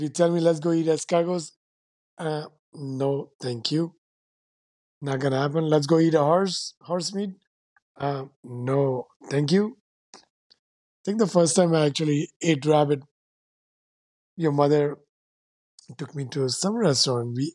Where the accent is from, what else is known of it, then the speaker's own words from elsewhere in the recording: Ulhasnagar, Maharashtra, India; first language Sindhi; English is a second language; moved away as an adult; also born or lived in Caribbean; where I grew up, Ulhasnagar, it's heavy, dense Sindhi population